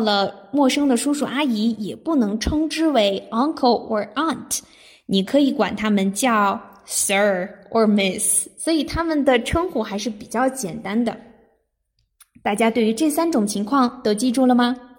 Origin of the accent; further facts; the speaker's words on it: China; 我们中国人